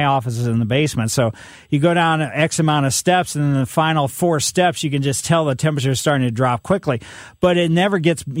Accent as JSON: {"language": "English", "town": "Ellisville", "region": "Missouri", "country": "United States", "tie": "born or raised there", "also_born_or_lived": "St. Louis", "said": "Ellisville, my hometown, after my parents moved from the city of St. Louis"}